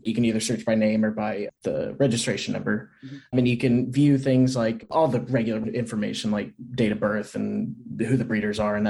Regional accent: Oklahoma, United States; I'm from Oklahoma.

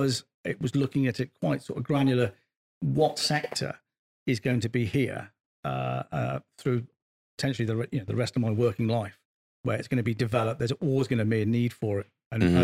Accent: Bristol, South West England, United Kingdom; I came from Bristol White High School, so a pretty tough school back in the 80s

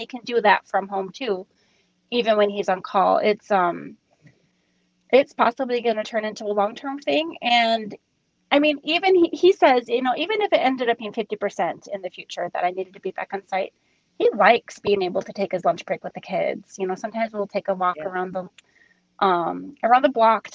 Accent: Minnesota, United States; moved away; I'm from Minnesota where they still don't go back to school until after Labor Day.

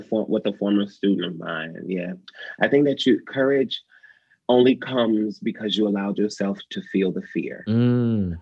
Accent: Detroit, Michigan, United States; moved away; I grew up in Detroit.

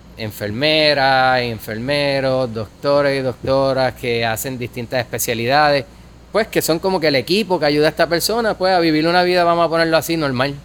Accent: Guayanilla, Puerto Rico; also born or lived in Yauco, Puerto Rico / Ponce, Puerto Rico / Mayagüez, Puerto Rico / Denver, Colorado; Cuando yo nací vivíamos en Guayanilla. Como todo el mundo de esa área, pues nacimos en un hospital de Ponce y después te llevan para tu casa.

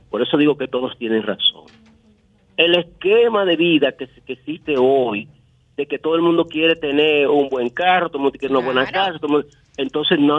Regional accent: La Guáyiga, Distrito Nacional, Dominican Republic; Yo soy yo que soy aquí de La Guayiga.

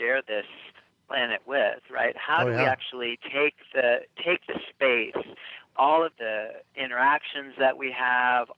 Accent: United States; accent: American; also born or lived in Australia / New Zealand; as an American with this accent

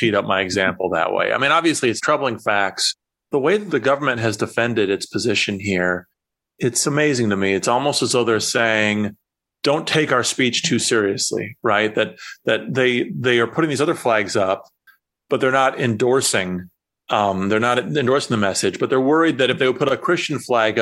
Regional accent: Iowa, United States; from my home state of Iowa

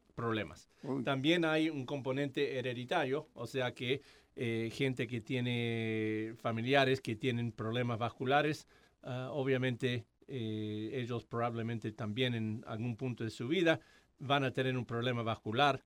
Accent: Argentina; also born or lived in Atlanta, United States; now in Hamilton, United States; soy argentino, entonces hablo español

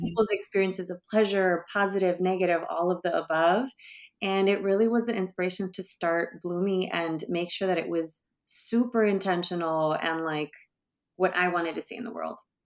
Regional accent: Bay Area, California, United States; I grew up in the Bay Area

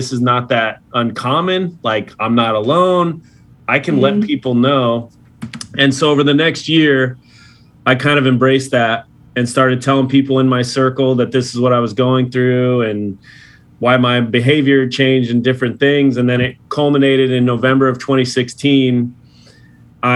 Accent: Los Angeles, California, United States; my hometown Dodgers

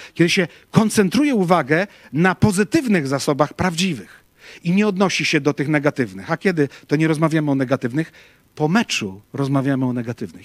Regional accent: Łódź, Łódź Voivodeship, Poland; ja z Łodzi pochodzę

